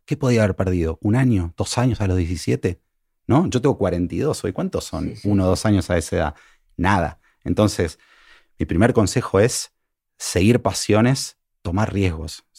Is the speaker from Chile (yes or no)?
no; Argentina; now in Mexico; soy, argentino